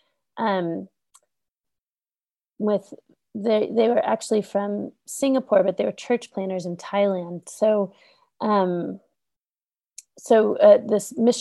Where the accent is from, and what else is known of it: United States; also born or lived in Pittsburgh, Pennsylvania